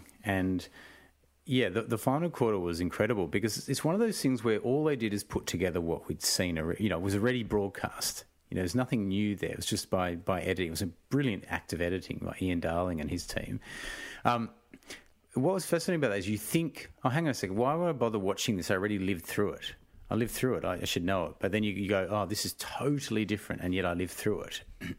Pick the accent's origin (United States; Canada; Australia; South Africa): South Africa; moved away; We emigrated here from South Africa, so I guess I did grow up in a household that spoke about race as being an issue.